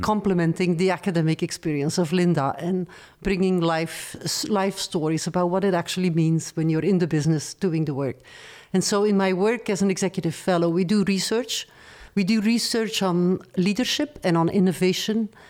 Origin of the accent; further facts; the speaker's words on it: Antwerp, Flanders, Belgium; English is a second language; moved away as an adult; also born or lived in Paris, France; I'm originally from Belgium